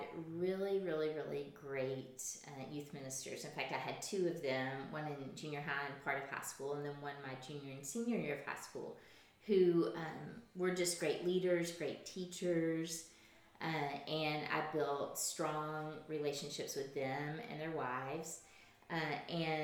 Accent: Camden, Arkansas, United States; also born or lived in Fayetteville, Arkansas; I was born and raised in Camden

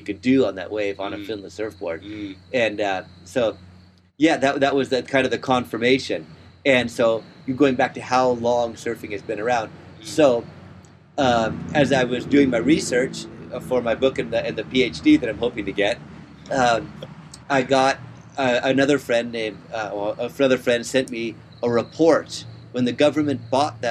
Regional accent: Palos Verdes, California, United States; I grew up in Palos Verdes where there's lots of rocks

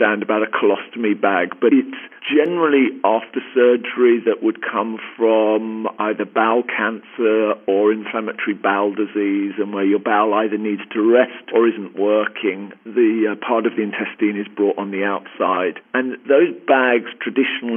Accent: London, United Kingdom; accent: Queen's English; moved away as an adult; now in Southern California, United States; I grew up in Northwest London and have been out in Southern California the last 2.5 years.

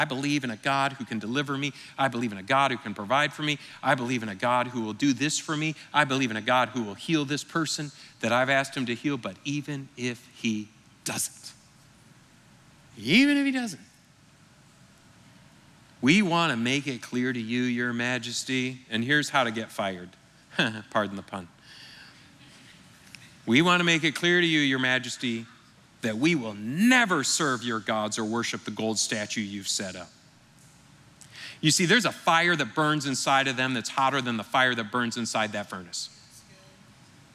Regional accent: Michigan, United States; moved away; I grew up in Michigan with the Detroit Lions

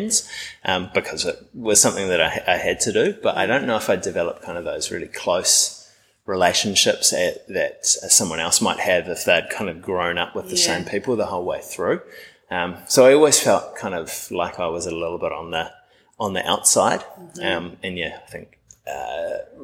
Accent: New Zealand; growing up in New Zealand

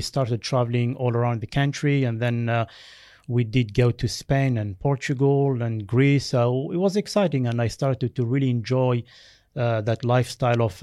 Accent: Algeria; first language Berber; English is a second language; also born or lived in France; now in Australia; I was born in Algeria in a tiny village of uh, about 800 uh, people. Mm. And um, when I was two, we moved to France. So my primary schooling uh, was done in France.

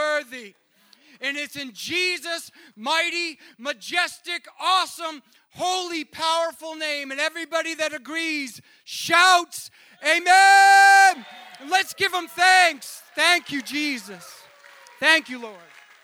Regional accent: Maine, United States; moved away as an adult; also born or lived in Colorado; I was born and raised here in Maine.

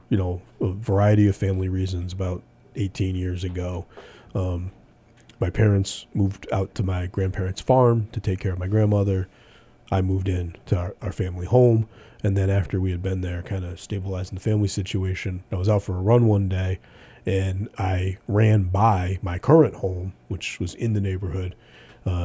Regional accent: Pittsfield, Massachusetts, United States; growing up in Pittsfield in the mid-70s

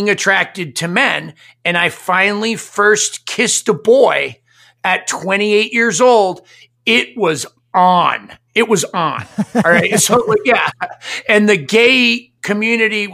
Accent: Maine, United States; I grew up Catholic in Maine

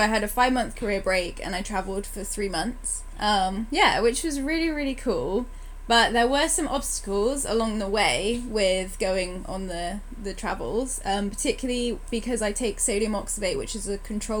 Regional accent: Bristol, South West England, United Kingdom; moved away as an adult; also born or lived in Manchester; now in London, United Kingdom; I'm from Bristol, but living in London at the moment.

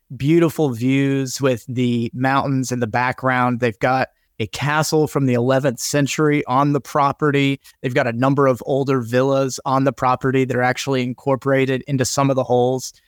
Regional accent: Kansas, United States; now in Atlanta, United States; my home state of Kansas

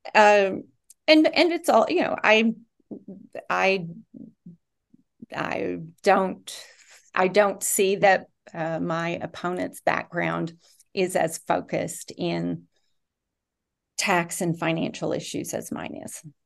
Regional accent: Rowan County, Kentucky, United States; I was born and raised in Rowan County

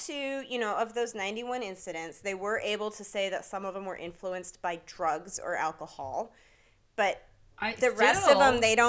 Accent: Pacific Northwest, United States; It's got Marionberry, which is a big Pacific Northwest thing. We are from the Pacific Northwest, so we love that.

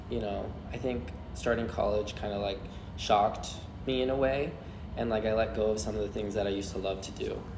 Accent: Florida, United States; I come from Florida so it's like not the Christmas that everyone else experiences there's no snow

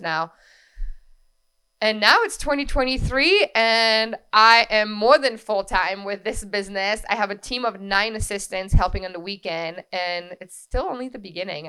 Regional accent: France; now in Capital Region, New York, United States; I was born and raised in France. My entire family is there.

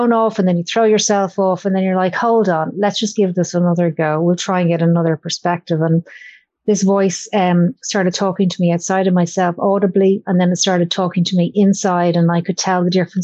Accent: Ireland; I grew up in Ireland and with my granny who go to church

